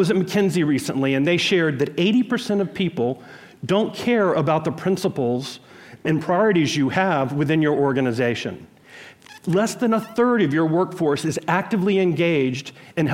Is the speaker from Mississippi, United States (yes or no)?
yes; Jackson, Mississippi, United States; I was born in Jackson, Mississippi in 1966